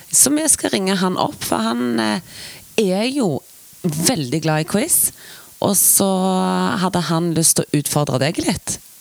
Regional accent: Western Norway, Norway; accent: Vestland dialect; jeg har vestlandsdialekt

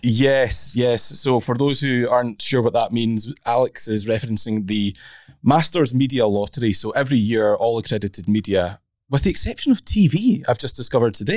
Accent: Scotland, United Kingdom; I'm a Scot

